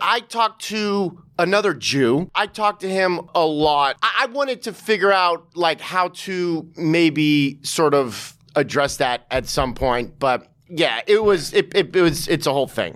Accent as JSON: {"language": "English", "town": "Santa Monica", "region": "California", "country": "United States", "tie": "born or raised there", "moved": "yes", "lives_now": "New York City, United States", "said": "I grew up in in, in, in Santa Monica, L"}